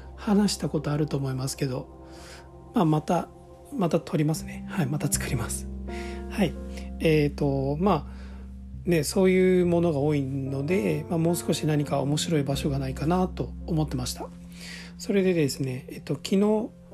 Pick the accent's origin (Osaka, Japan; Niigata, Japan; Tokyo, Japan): Osaka, Japan; moved away; 今大阪に帰ってきています